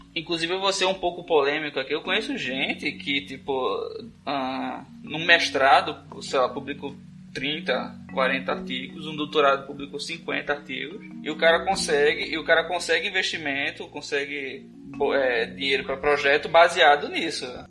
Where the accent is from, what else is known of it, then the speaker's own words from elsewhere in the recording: Northeast Brazil, Brazil; tem muitas palavras no Nordeste que a gente usa